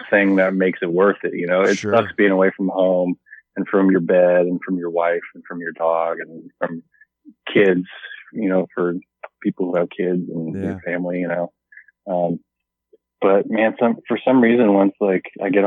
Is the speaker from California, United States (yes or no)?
no; Alaska, United States; moved away; growing up in Alaska